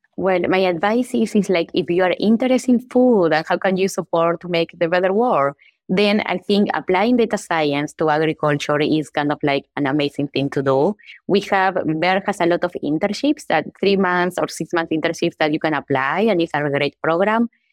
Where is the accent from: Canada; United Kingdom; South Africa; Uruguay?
Uruguay; moved away as an adult; I am from Uruguay. I was born there and grew up, and I did my undergraduate there